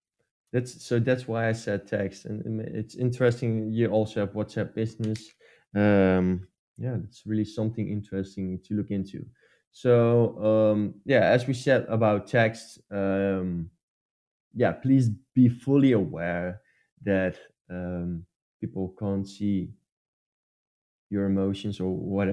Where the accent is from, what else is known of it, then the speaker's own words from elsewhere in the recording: Netherlands; English is a second language; English is also not my main language as well. I'm from the Netherlands